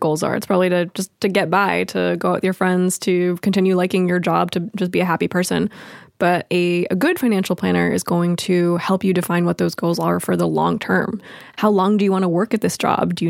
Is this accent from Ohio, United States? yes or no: no; Los Angeles, California, United States; I grew up in Los Angeles